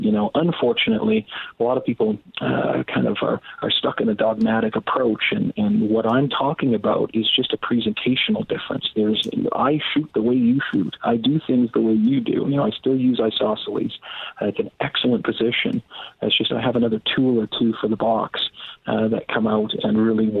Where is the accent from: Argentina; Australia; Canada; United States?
Canada; Being a Canadian police officer, I'm out of holidays this year